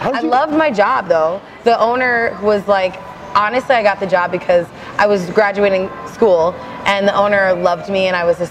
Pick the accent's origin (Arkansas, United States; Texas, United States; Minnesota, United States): Minnesota, United States; Arlington; also born or lived in Richfield, Minnesota; I grew up in a really small town called Arlington, Minnesota.